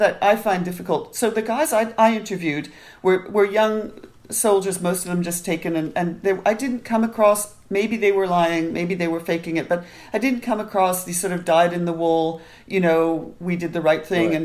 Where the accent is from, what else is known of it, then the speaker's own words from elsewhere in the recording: Canada; when I was growing up in Canada